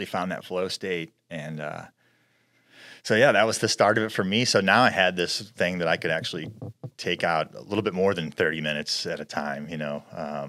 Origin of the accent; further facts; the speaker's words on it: Midwest, United States; me growing up in the Midwest